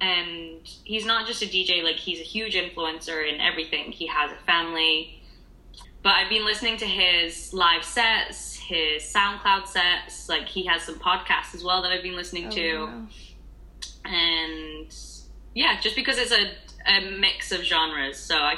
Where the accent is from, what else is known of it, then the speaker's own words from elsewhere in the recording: United Kingdom; I'm not Australian, I am British.